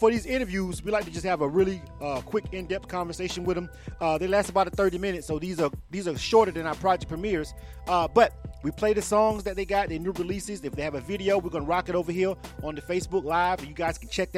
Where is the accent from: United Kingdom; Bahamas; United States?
United States; Panama City, Florida; now in Atlanta, United States; I'm from Panama City, Florida, and I tell people that all the time, even though I've been in Atlanta over 25 years.